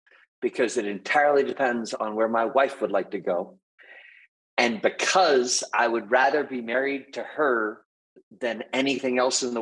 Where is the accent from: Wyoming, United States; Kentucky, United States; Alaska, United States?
Wyoming, United States; moved away as an adult; also born or lived in Philadelphia / Silicon Valley; I grew up in Wyoming, went to school back east for undergrad, MBA, economics, PhD.